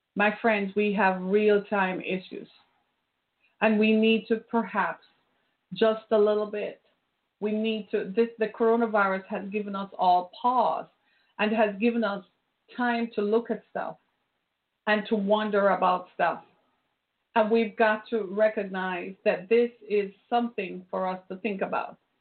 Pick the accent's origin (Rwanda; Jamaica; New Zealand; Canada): Jamaica; moved away; I grew up in Jamaica